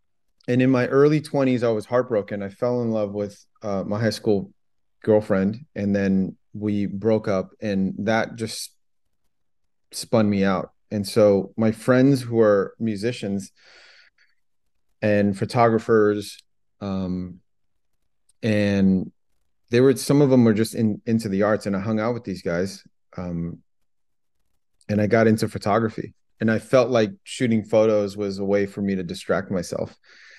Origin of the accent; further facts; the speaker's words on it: Los Angeles, California, United States; also born or lived in Vietnam / France; I grew up in the San Gabriel Valley.